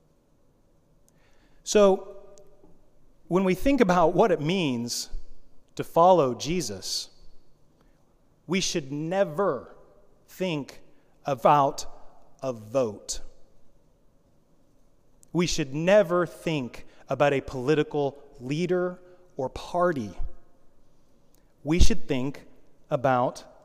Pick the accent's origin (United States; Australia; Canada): United States; I'm an American